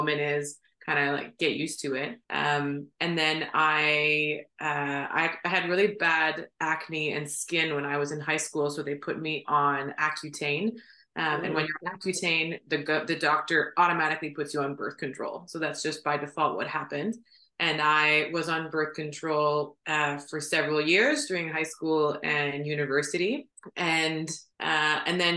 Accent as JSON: {"language": "English", "town": "Ottawa", "region": "Ontario", "country": "Canada", "tie": "born or raised there", "said": "I was born and raised in Ottawa"}